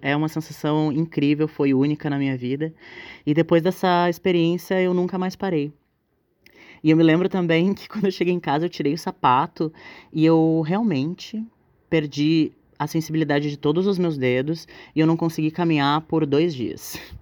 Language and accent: Portuguese; Porto Alegre, Rio Grande do Sul, Brazil; eu sou aqui da cidade de Porto Alegre